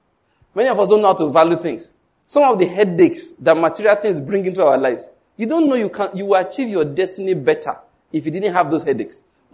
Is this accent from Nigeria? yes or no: yes; Ondo, Nigeria; I'm from Ondo State.